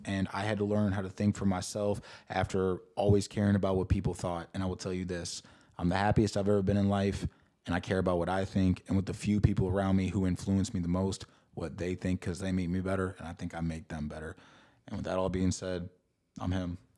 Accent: St. Louis, Missouri, United States; I come from St. Louis, Missouri.

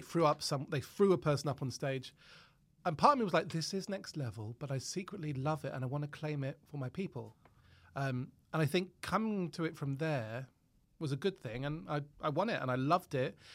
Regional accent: Harrow, London, United Kingdom; also born or lived in Cavan, Ireland; where I grew up at Council Estate in Harrow

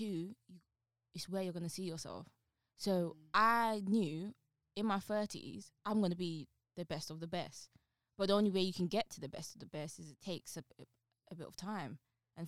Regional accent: London, United Kingdom; I'm from Newham, right? I'm really from ends, like the street.

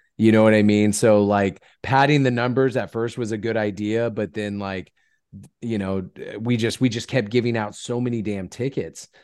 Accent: California, United States; I'm from California

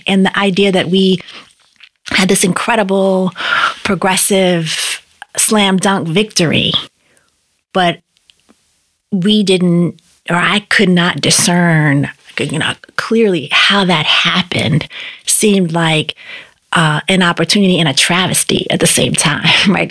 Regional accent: Boston, Massachusetts, United States; I grew up in Upham's Corner. That's where I was a kid

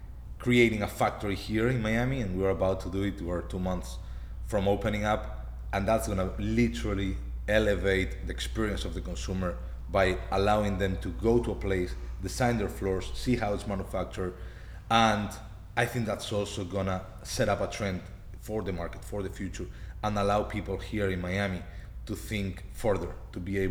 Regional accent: Spain; We're from Spain

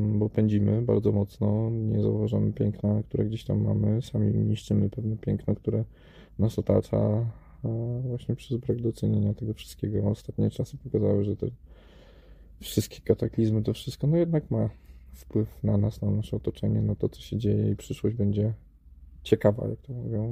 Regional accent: Warsaw, Masovian Voivodeship, Poland; moved away; urodziłem się w Warszawie i no, nie wiem, szkoła w Warszawie, wszystko w Warszawie

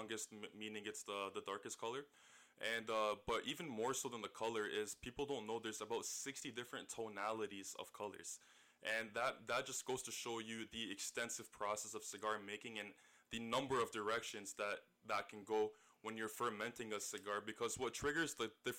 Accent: St. Catharines, Ontario, Canada; also born or lived in Scarborough, Toronto; I moved down to St. Catharines shortly afterwards, and this is kind of where I remember most of my youth.

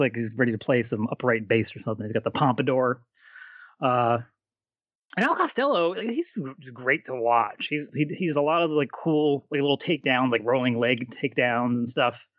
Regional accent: Stamford, Connecticut, United States; I'm from, grew up in Stanford

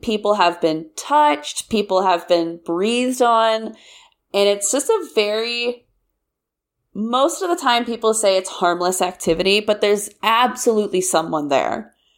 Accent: Kansas, United States; I'm from Kansas, and I went to K-State

